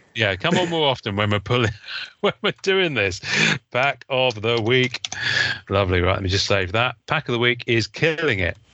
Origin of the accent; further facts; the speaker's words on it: England, United Kingdom; I'm English